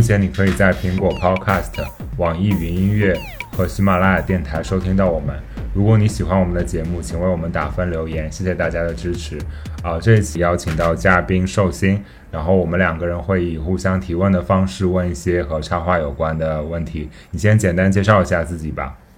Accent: Gansu, China; 我老家是在甘肃嘛

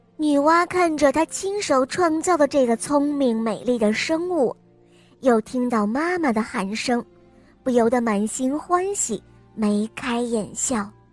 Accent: Changzhou, Jiangsu, China; 我今年五岁了，我来自江苏长洲

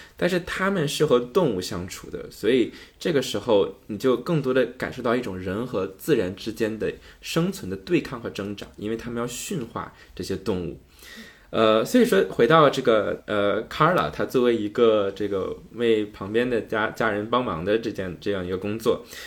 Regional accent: Northeast China, China; accent: Northeastern Mandarin (东北话); 用我们东北话就嘚瑟

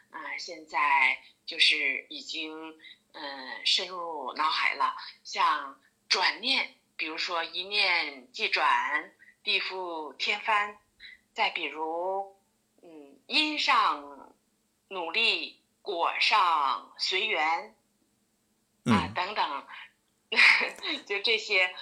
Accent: Daqing, Heilongjiang, China; 我是黑龙江的。 ，呃，我家在黑龙江的大庆游城，铁人王进喜的故乡嗯，也是为祖国的发展做出了伟大的贡献的一座英雄城市

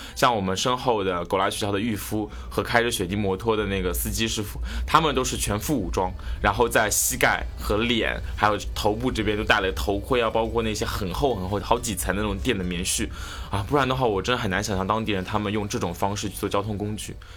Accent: China; 如果他们猜不出来我是中国的话，好歹会猜个亚洲的

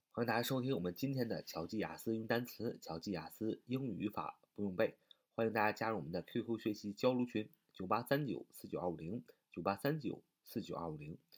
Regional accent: China; 我们中国人民

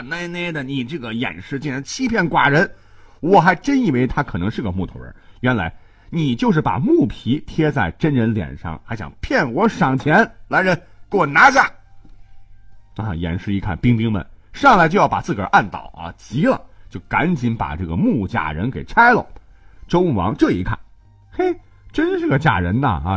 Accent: China; 咱们中国人

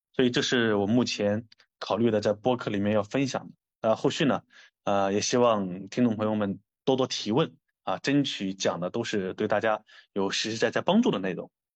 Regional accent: China; 我觉得作为中国人

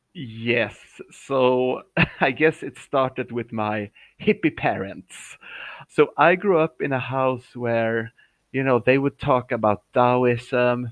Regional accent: Uppsala, Uppsala County, Sweden; moved away as an adult; also born or lived in Shanghai, China; I'm in my hometown. It's called Uppsala

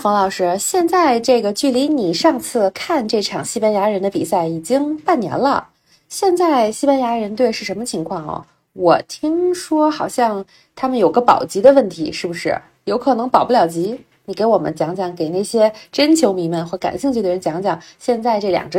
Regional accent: China; 哎，那一刻，作为中国人，在现场实在是太自豪了。

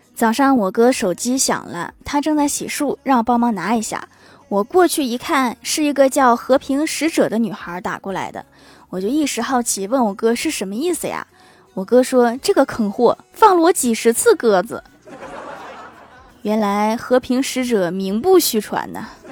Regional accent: Northeast China, China; 我们东北人

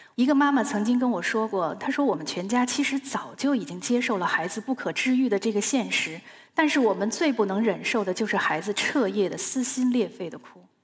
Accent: Beijing, China; 由于我是在清华大院里长大的

